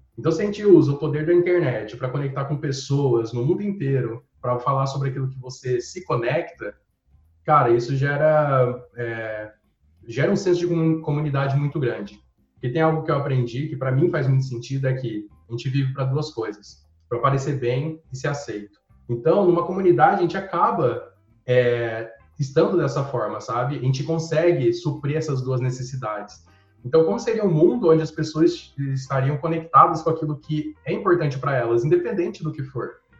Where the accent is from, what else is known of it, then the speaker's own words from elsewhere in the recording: Regente Feijó, São Paulo, Brazil; moved away as an adult; also born or lived in Santo Anastácio; now in São Paulo, Brazil; nasci, eu nasci em Santo Anastácio e depois eu fui para Regente Feijó, que é onde eu vivi boa parte da minha vida, né? e onde eu passei minha infância